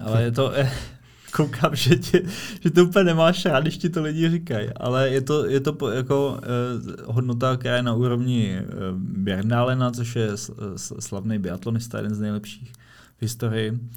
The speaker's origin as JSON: {"language": "Czech", "region": "Prague", "country": "Czechia", "said": "jako Pražák"}